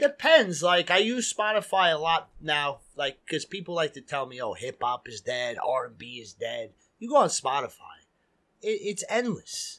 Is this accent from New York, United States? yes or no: yes; New York City, New York, United States; growing up in Queens